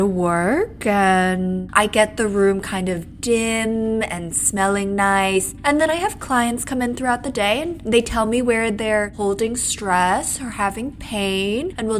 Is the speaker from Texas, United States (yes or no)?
no; Salt Lake City, Utah, United States; I'm from Salt Lake City, and I am a masseuse